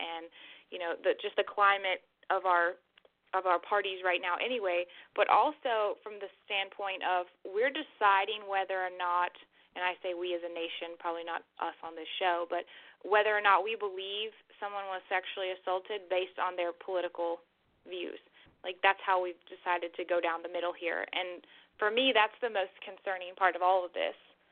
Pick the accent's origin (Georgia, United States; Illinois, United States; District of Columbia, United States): Georgia, United States; Alpharetta; moved away as an adult; now in Statesboro, United States; I grew up in Alpharetta, but I moved down here about 3 years ago